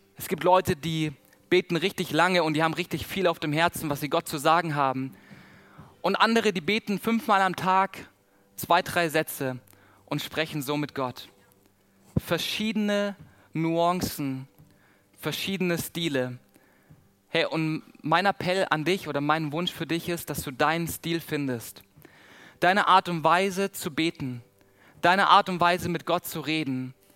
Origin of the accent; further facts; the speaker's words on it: Southern Germany, Germany; accent: Swabian and Baden; Bei uns, wo ich herkomme, ich komme aus dem Süden von Deutschland, wir, wir schwätzen Schwäbisch und Badenserisch.